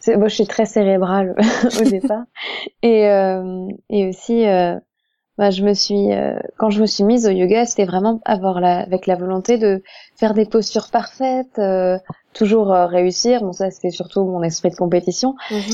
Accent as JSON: {"language": "French", "area": "Alsace", "region": "Grand Est", "country": "France", "moved": "yes", "said": "je ne suis pas du tout de la région parisienne, je suis alsacienne"}